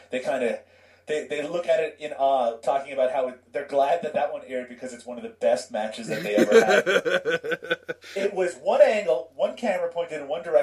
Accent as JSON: {"language": "English", "country": "Canada", "said": "I'm Canadian"}